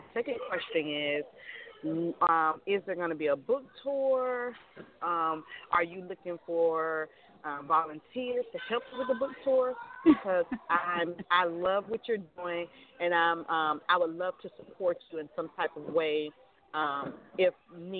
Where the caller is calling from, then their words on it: Sarasota, Florida, United States; I'm calling from Sarasota, Florida.